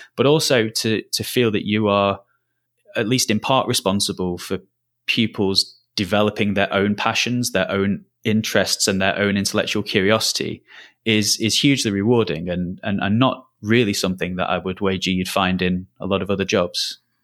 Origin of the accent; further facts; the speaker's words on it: Lancashire, North West England, United Kingdom; moved away as an adult; also born or lived in Merseyside; I'm not from the Southeast, as, as you might be able to tell from the accent. I'm from Lancashire originally